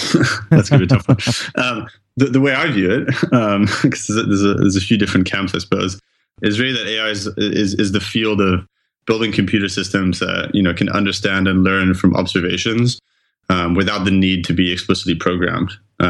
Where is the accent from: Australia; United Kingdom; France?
France; also born or lived in Geneva, Switzerland; I'm originally from France, but I went to school in Geneva in Switzerland and I studied in English, took a bunch of courses in French as well, where I'm also fluent